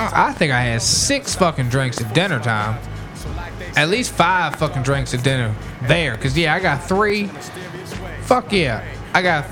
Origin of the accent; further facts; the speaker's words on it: Warrington, United States; I'm from Warrington.